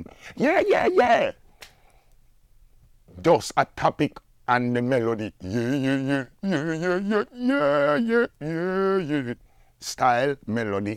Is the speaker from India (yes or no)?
no; Jamaica